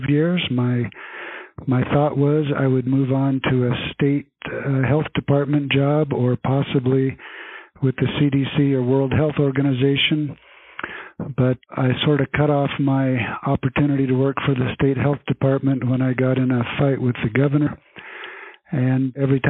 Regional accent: Grand Junction, Colorado, United States; also born or lived in Africa / California / Baltimore, Maryland / Wyoming; I consider myself a Coloradan, although I was actually born in Africa. But I grew up in Grand Junction, went to school through high school in Colorado

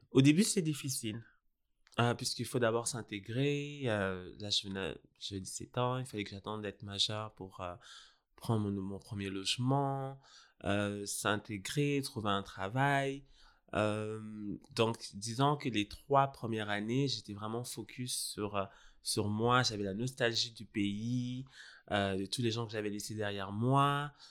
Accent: Senegal; also born or lived in Burundi; je suis né au Donc, Burundi, mais j'ai grandi au Sénégal.

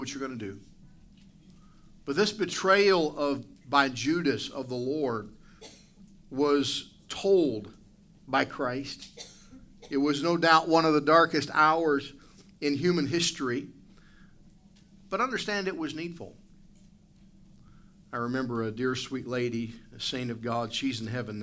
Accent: United States; now in Canada; I was born in the United States

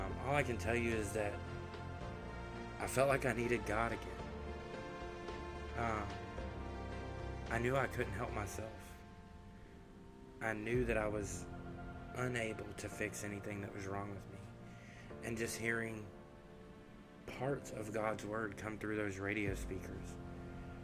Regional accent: the South, United States; I was raised in the South, in a Baptist home

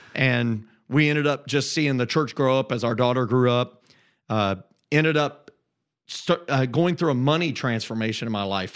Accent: just south of Indianapolis, United States; moved away as an adult; I grew up in Indiana

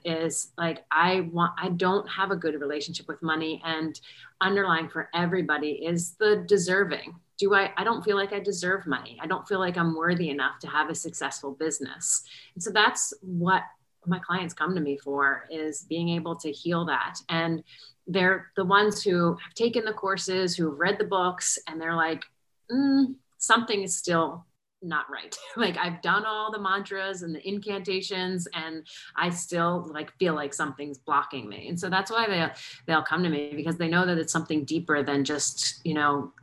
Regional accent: New Jersey, United States; now in Charlotte, United States; I am calling in from Charlotte, North Carolina, but I'm originally from Jersey

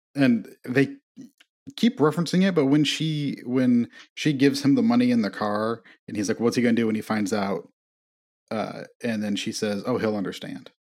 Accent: Midwest, United States; I'm from the Midwest

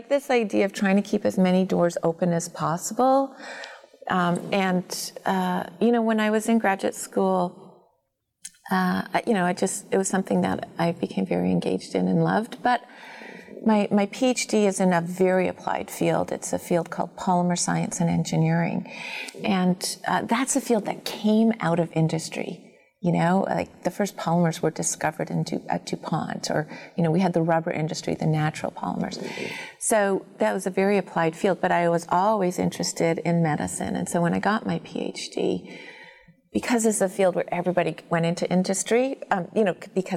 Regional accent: Toronto, Ontario, Canada; I grew up in Toronto

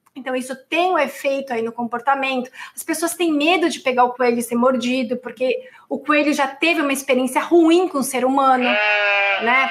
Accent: São Paulo, Brazil; sou do Tatuapé

